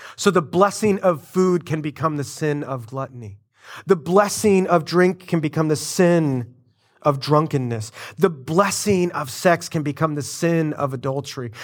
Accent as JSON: {"language": "English", "country": "United States", "said": "us, uh, Americans"}